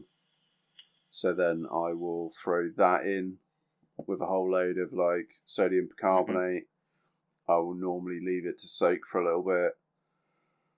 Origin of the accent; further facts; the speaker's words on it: United Kingdom; We are British